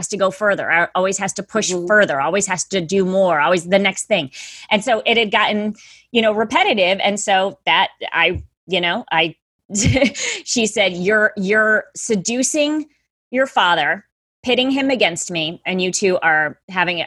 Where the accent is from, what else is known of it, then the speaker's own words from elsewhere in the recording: Middletown, Connecticut, United States; I'm from Middletown, Connecticut